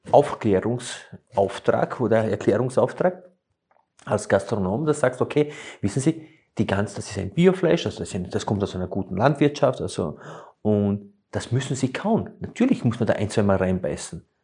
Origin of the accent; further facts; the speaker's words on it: Slovenia; Es ist ja auch so, ich komme ja ursprünglich aus Slowenien und wir haben immer die Italiener bewundert, wenn sie bei Tisch saßen